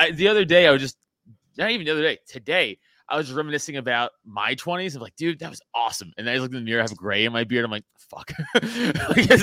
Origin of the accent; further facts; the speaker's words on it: New York City, New York, United States; I grew up in Staten Island, which is a fucking Italian-filled, fucking very jockey